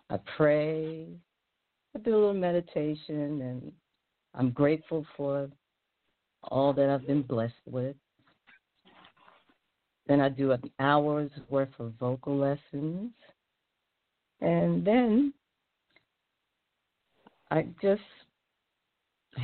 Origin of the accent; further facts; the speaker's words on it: New York City, New York, United States; also born or lived in Harlem, New York; I'm from the Bronx. I was raised in Harlem and raised in the Bronx as well. I was born in Harlem as well